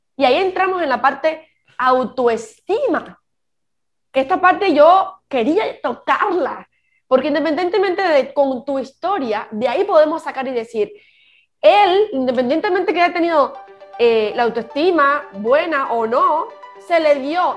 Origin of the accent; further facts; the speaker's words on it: Cuba; moved away; Yo soy cubana y yo no vivo en Cuba